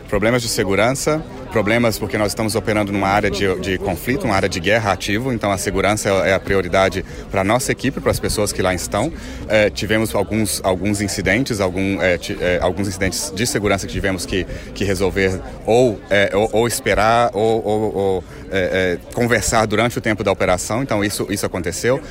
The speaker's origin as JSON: {"language": "Portuguese", "country": "Brazil", "moved": "yes", "said": "sou brasileiro"}